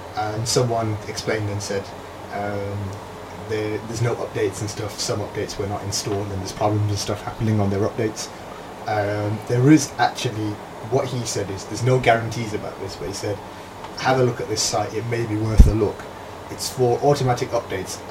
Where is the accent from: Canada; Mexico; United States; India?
India; I am Indian